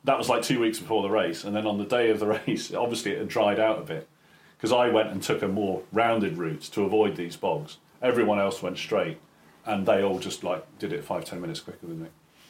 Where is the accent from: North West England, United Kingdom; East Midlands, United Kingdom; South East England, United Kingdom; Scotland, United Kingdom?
South East England, United Kingdom; Caterham; moved away; So I grew up in Surrey. Whereabouts? So Caterham.